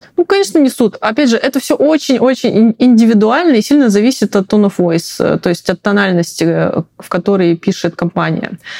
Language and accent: Russian; Siberia, Russia; moved away; я из Сибири, и мы говорили мультифора.